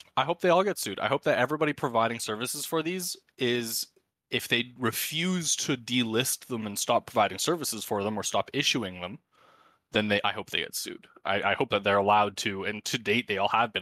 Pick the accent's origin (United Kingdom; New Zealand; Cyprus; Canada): Canada; I try to use every exchange in Canada available to me as a Canadian